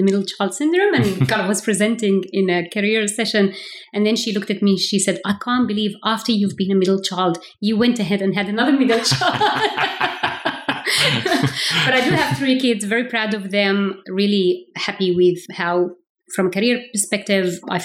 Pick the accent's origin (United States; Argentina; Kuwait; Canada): Kuwait; also born or lived in Palestine (ancestry); I was actually born in Kuwait. I am from a Palestinian background, but was born in Kuwait.